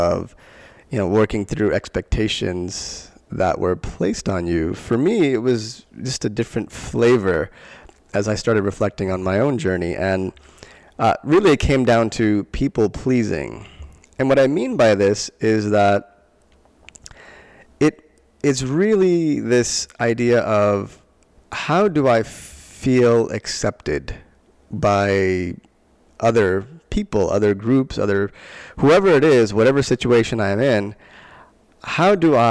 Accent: Long Island, New York, United States; I grew up in Long Island, New York, and we moved from one town to another

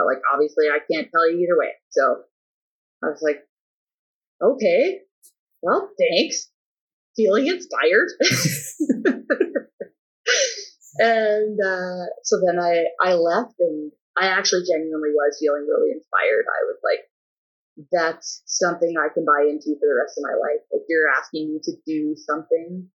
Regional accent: Drayton, Ontario, Canada; moved away as an adult; also born or lived in Waterloo / Alberta; where I come from, people are not coaches, so there was no real example of how to be a professional coach in Drayton

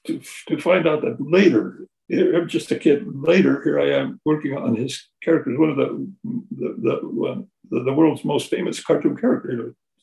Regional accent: Fresno, California, United States; moved away; I come from Fresno, California, which is a very central California. It's agricultural, and you know, my parents came from Mexico, and so I was born during the Depression.

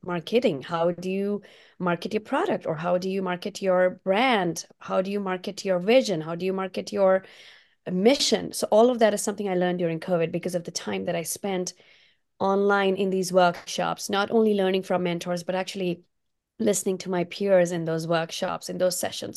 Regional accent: India; now in Portland, United States; my Indian roots, because I did grow up in India

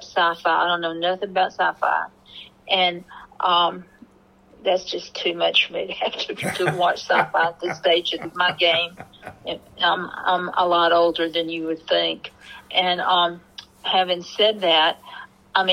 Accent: Mississippi, United States; moved away; also born or lived in North Carolina; I grew up in Mississippi in an alcoholic home as well

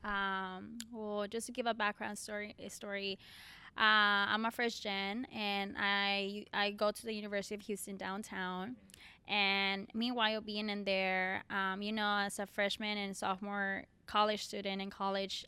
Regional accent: Colombia; English is a second language; moved away; I'm from Colombia.

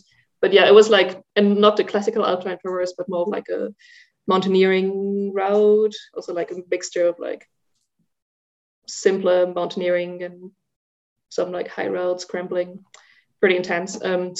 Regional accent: Germany; English is a second language; now in Zurich, Switzerland; I like walked from Zurich in Switzerland, where I live now, to my hometown in Germany, which is about 400 kilometers north of here

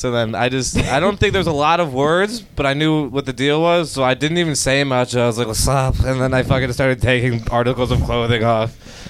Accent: Villa Park, Illinois, United States; I'm from Villa Park.

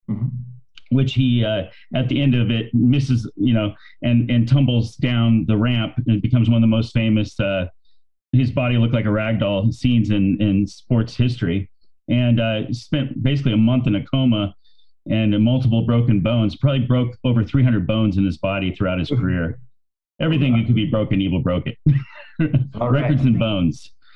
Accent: Bakersfield, California, United States; I grew up in Bakersfield

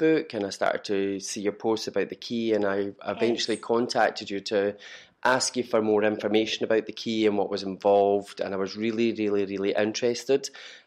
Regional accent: Perth, Scotland, United Kingdom; moved away as an adult; now in Glasgow, United Kingdom; I'm originally from Perth

